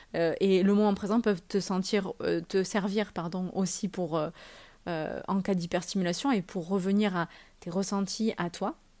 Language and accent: French; France; on est français